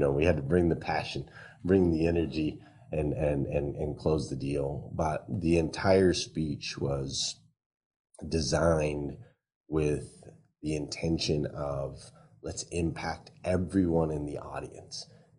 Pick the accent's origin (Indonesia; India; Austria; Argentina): Austria; accent: New Zealand; I had a New Zealand accent, but I grew up in Austria, right?